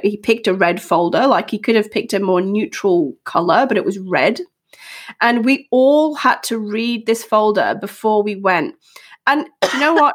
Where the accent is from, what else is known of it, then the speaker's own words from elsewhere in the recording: Australia; now in United Kingdom; growing up in Australia